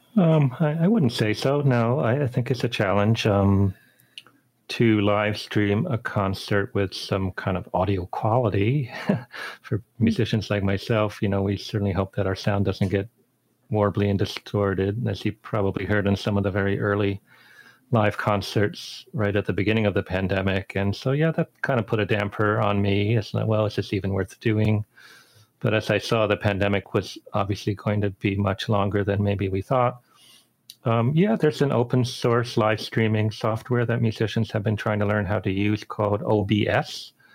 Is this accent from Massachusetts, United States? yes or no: yes; Boston, Massachusetts, United States; moved away; they had a nice program in Boston uh, where I grew up